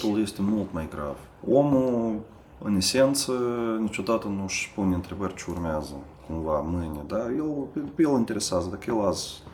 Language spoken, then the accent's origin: Romanian; Moldova; moved away as an adult; now in Sibiu, Romania